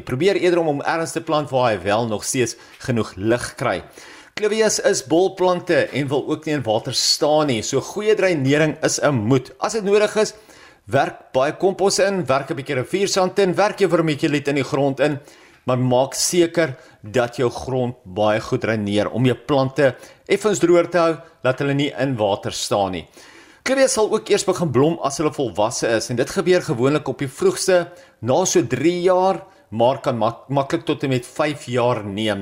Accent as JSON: {"language": "Afrikaans", "country": "South Africa", "said": "ons as Suid-Afrikaners"}